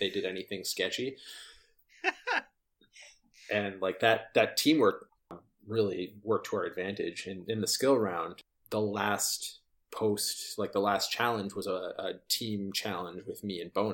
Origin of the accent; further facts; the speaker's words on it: Canada; I'm Canadian